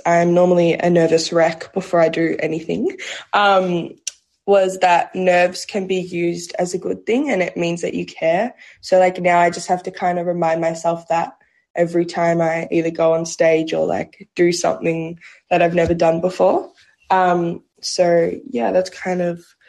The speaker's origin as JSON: {"language": "English", "town": "Melbourne", "region": "Victoria", "country": "Australia", "said": "I am from Melbourne, Australia."}